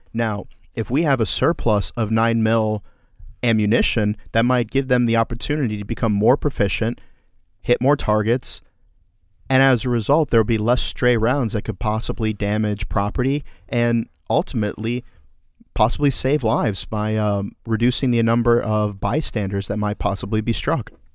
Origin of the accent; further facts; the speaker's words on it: Orlando, Florida, United States; my hometown of Orlando, Florida